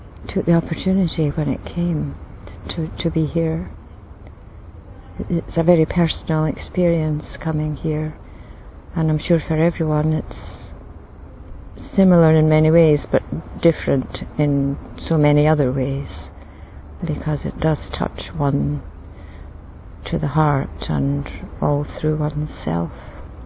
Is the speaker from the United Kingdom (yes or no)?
yes; Scotland, United Kingdom; I come from Scotland